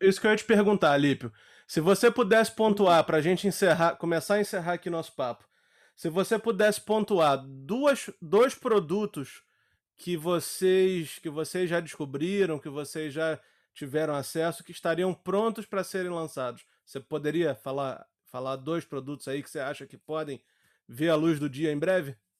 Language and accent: Portuguese; Nova Iguaçu, Rio de Janeiro, Brazil; eu sou de Nova Iguaçu